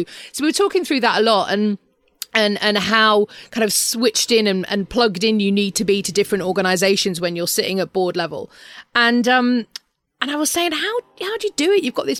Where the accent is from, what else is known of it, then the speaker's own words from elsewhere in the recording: United Kingdom; we're so British